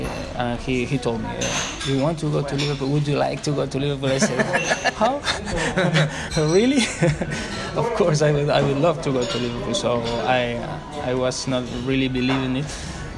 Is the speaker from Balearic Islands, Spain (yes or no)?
no; Madrid, Community of Madrid, Spain; Since I'm a little child, and in my family everybody was supporting Real Madrid.